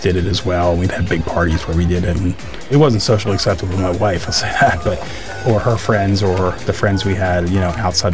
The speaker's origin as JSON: {"language": "English", "town": "Bristol", "region": "Pennsylvania", "country": "United States", "tie": "born or raised there", "said": "I grew up in Bristol, Pennsylvania, which is part of Bucks County"}